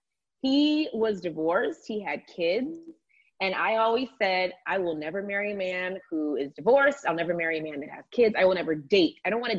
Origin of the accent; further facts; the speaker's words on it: Atlanta, Georgia, United States; I watched Atlanta Housewives was the first show I watched because I'm from Atlanta.